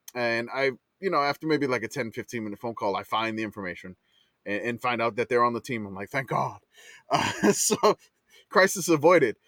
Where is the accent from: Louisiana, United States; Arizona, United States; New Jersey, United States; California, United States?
Louisiana, United States; New Orleans; now in San Antonio, United States; I grew up in New Orleans